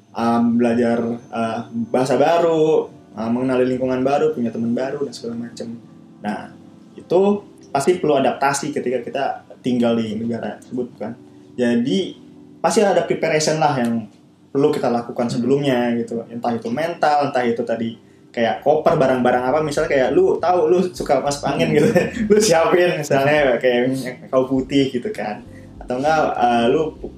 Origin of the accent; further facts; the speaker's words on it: Indonesia; moved away as an adult; now in Bangkok, Thailand; di daerah gue dulu di Indonesia